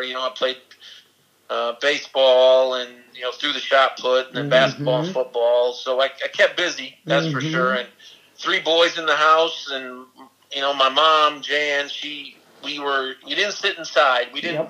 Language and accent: English; Albion, Michigan, United States; Albion, I've always loved Albion. Always will. You know, small town, but you know, big hearts in the small town.